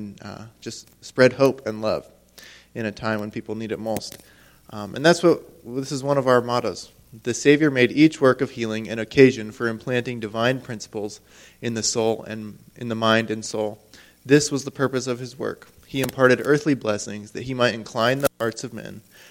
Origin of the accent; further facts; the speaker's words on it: Moab, Utah, United States; now in Ironwood, United States; I'm from Ironwood, Michigan, but I'm originally from Moab, Utah area